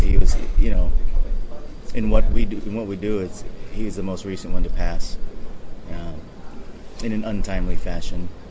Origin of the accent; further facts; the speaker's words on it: Hawaii, United States; now in Hong Kong; born and raised in Hawaii